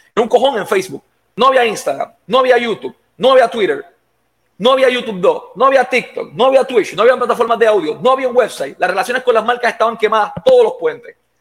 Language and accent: Spanish; Puerto Rico; Yo me crié en el Tuque